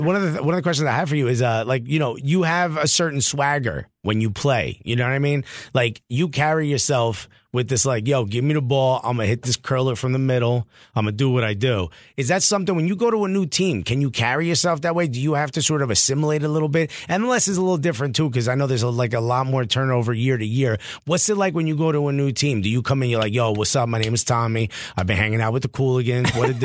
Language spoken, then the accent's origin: English; New York, United States; accent: New York; When I leave New York, my accent gets thicker